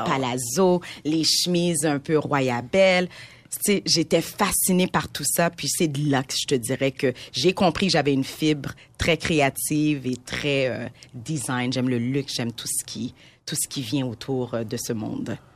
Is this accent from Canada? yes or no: yes; Montreal, Quebec, Canada; je suis née à Montréal de parents immigrants de première génération qui viennent d'Haïti.